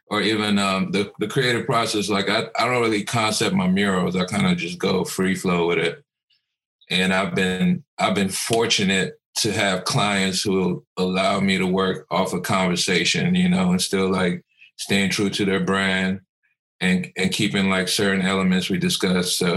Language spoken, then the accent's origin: English; Cameroon; born there; I was born in Cameroon, West Africa, so like growing up I always had African masks in the house